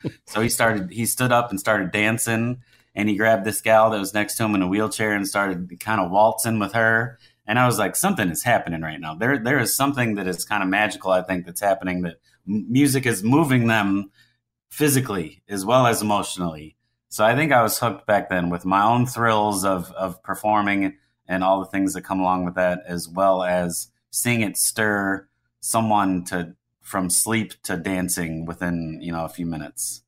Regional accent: Louisville, Kentucky, United States; moved away as an adult; also born or lived in Manhattan, New York / Cincinnati, Ohio; I grew up in Louisville, Kentucky

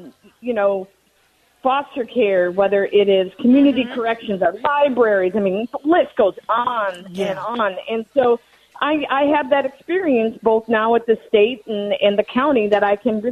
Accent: Cottage Grove, Minnesota, United States; also born or lived in Newport, Minnesota; 43 years old, born and baptized in Newport, a year old. My parents moved to Cottage Grove. They're still in that house, graduated from Park. I mean, so it's my hometown

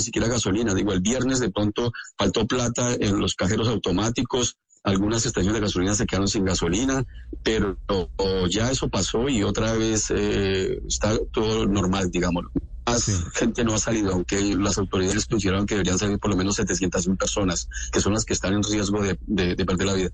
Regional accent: Colombia; now in Donetsk, Ukraine; yo soy colombiano común y corriente

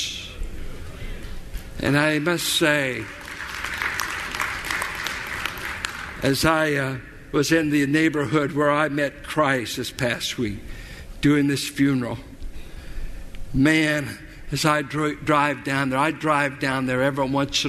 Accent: Richmond, Virginia, United States; I grew up in South Richmond.

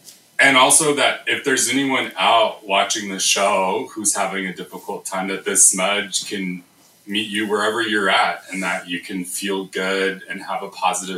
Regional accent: United States; now in Canada; I'm from the United States

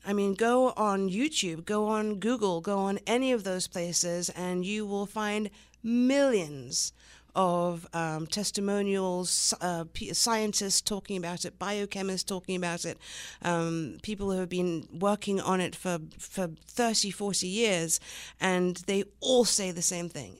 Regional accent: the Riviera, Provence-Alpes-Côte d'Azur, France; accent: English; moved away as an adult; also born or lived in Long Island, New York, United States / England / London, England / Los Angeles, United States; moved to England, where my mother's from, and stayed there until I was about nine, and then at nine, my family family moved to France, the south of France

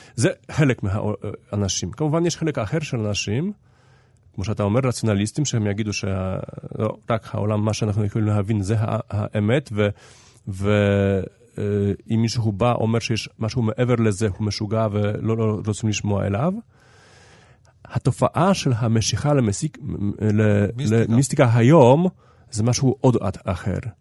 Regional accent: Haifa, Haifa District, Israel; העיר שלי, אני בא מחיפה

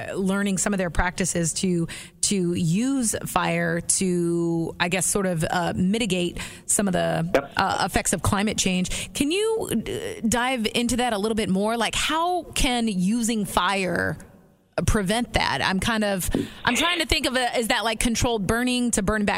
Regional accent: Anchorage, Alaska, United States; now in Washington, D.C., United States; I am originally from Anchorage, Alaska

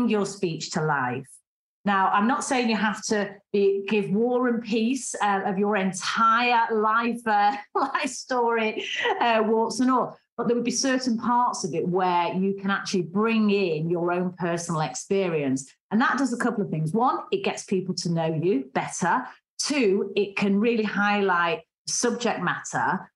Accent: Manchester, North West England, United Kingdom; accent: strong Mancunian; I have a strong Mancunian accent

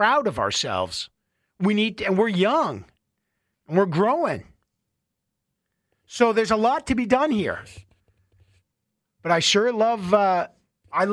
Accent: Canada; I am Canadian and I love this beautiful country, everything about it.

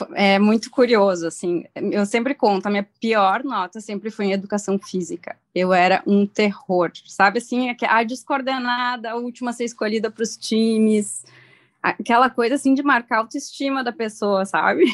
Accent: Horizontina, Rio Grande do Sul, Brazil; moved away as an adult; now in Porto Alegre, Brazil; Realmente aqui de Porto Alegre, sou gaúcha de Horizontina, bem do interior do estado. É, vim para cá para fazer medicina e acabei ficando

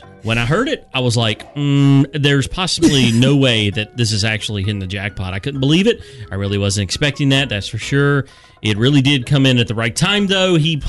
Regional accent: the South, United States; I am from the South and I just say it real quick.

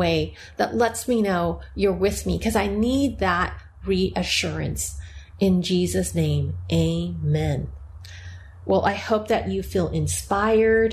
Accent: United States; I'm Chinese American

